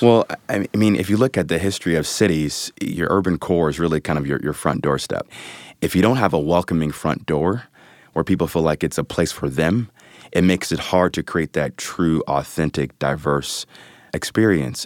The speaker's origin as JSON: {"language": "English", "town": "Cleveland", "region": "Ohio", "country": "United States", "tie": "born or raised there", "also_born_or_lived": "New York City", "moved": "as an adult", "said": "born and raised in the Mount Pleasant, Corlett neighborhood of Cleveland, southeast side of the city"}